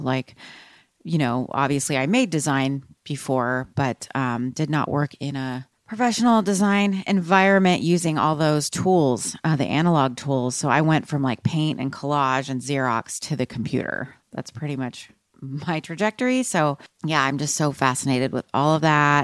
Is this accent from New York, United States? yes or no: no; Austin, Texas, United States; I'm from Austin